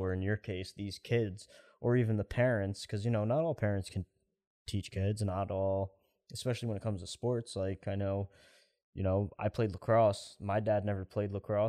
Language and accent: English; Poughkeepsie, New York, United States; moved away; I have a friend in Poughkeepsie back in my hometown